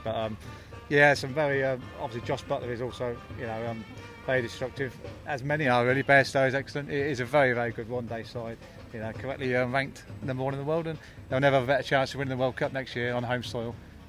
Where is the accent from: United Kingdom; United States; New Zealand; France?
United Kingdom; Northampton, East Midlands; I'm from Northampton.